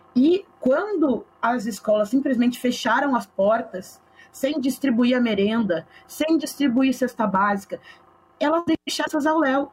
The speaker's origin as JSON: {"language": "Portuguese", "town": "Porto Alegre", "region": "Rio Grande do Sul", "country": "Brazil", "tie": "born or raised there", "said": "Eu nasci e me criei na Vila Cruzeiro"}